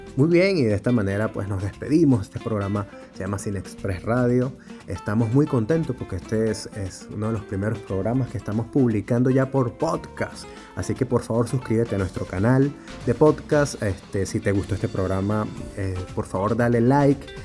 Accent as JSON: {"language": "Spanish", "country": "Venezuela", "said": "Soy periodista, músico venezolano"}